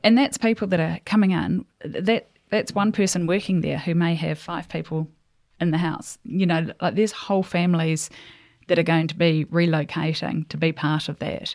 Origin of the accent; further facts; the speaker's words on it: New Zealand; also born or lived in England; so I grew up born in New Zealand, and then we went to England for a couple of years, and then we came back to New Zealand